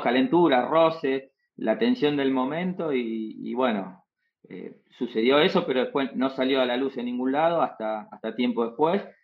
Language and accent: Spanish; Moreno, Buenos Aires Province, Argentina; soy de Moreno